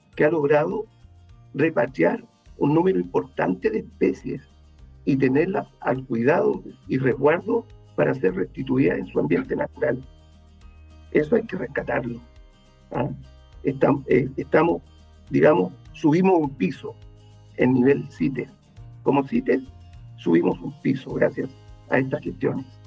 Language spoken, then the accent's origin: Spanish; Chile; Los chilenos